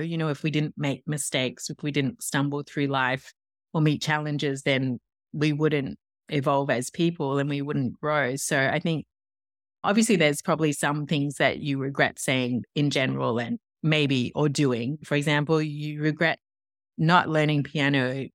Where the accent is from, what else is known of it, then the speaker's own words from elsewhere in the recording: Tasmania, Australia; accent: Australian; moved away as an adult; also born or lived in Paris, France; now in New York, United States; As you can probably hear, I'm Australian. I'm from Tasmania